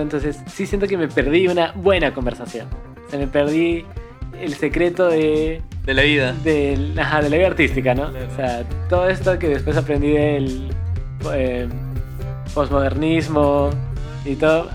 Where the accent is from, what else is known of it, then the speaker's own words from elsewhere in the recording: Cusco, Peru; somos de Cusco